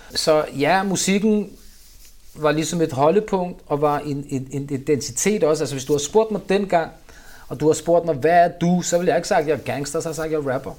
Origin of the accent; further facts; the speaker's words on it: Copenhagen, Capital Region of Denmark, Denmark; Jeg er opvokset i Vandløs, Nørrebro, Vesterbro